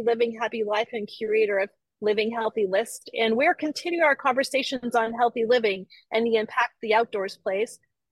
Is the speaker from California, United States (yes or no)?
no; Maine, United States; I'm from Maine, and in Maine, like Minnesota, the growing season is short